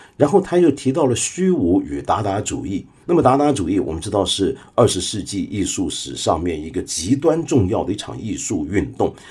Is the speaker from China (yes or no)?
yes; China; 我们中国人